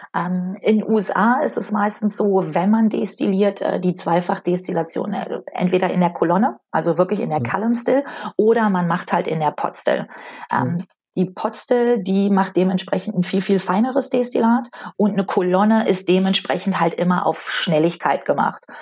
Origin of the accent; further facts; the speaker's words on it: North Rhine-Westphalia, Germany; ich komme aus Nordrhein-Westfalen